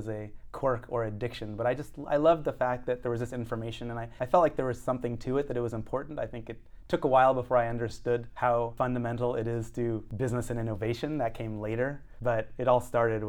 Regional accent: United States; also born or lived in Cincinnati, Ohio / San Antonio, Texas; now in California, United States; I grew up in Cincinnati and San Antonio

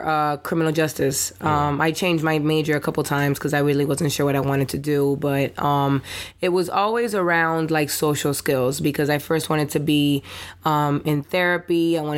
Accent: Miami, Florida, United States; also born or lived in New Jersey; I'm Cuban, full 100% Cuban, born in Jersey though, and but you know, was raised in Little Havana, and also I went to school in Liberty City for high school. I went to Miami Northwestern

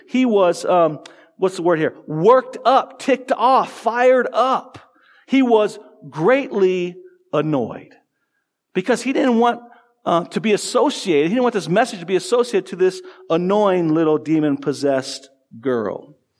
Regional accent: Tucson, Arizona, United States; I grew up in Tucson, A, Arizona

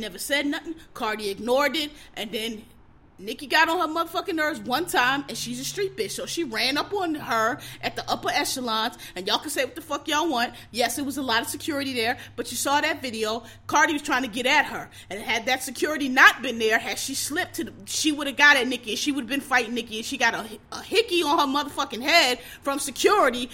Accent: Philadelphia, Pennsylvania, United States; I'm from Philadelphia proper, not the suburbs, Philadelphia

